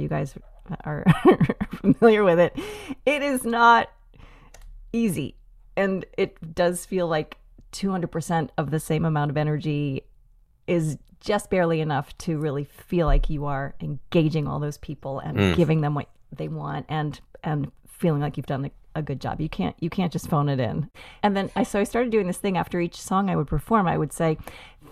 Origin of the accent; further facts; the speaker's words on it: Boston, Massachusetts, United States; also born or lived in Chicago / New York City; now in Minneapolis, United States; I grew up in Boston, so I'm not afraid of the cold